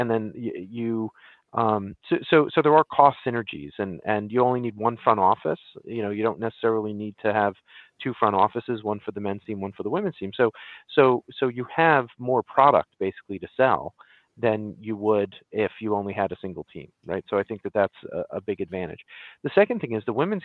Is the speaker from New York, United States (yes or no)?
yes; Long Island, New York, United States; now in Central New Jersey, United States; I grew up on Long Island